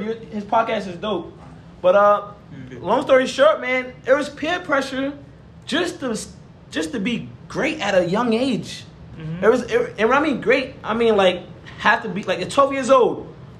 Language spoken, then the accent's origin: English; New York City, New York, United States; moved away as an adult; I grew up in New York City, man.